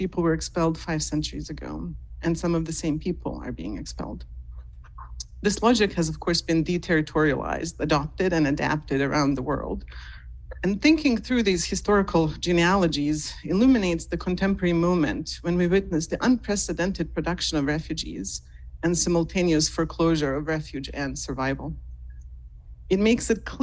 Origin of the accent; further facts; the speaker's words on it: Mostar, Federation of Bosnia and Herzegovina, Bosnia & Herzegovina; moved away; my hometown in Mostar, which is in Bosnia and Herzegovina